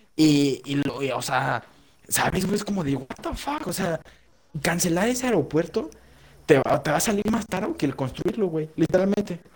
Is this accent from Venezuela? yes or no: no; Mexico